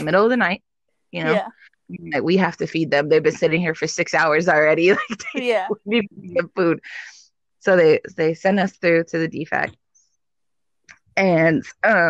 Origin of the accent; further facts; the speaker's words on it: Inland Empire, California, United States; moved away as an adult; I grew up in the Inland Empire